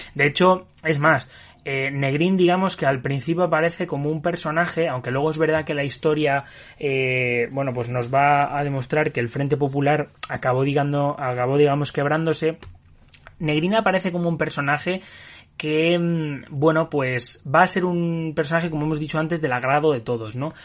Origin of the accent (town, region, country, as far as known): Spain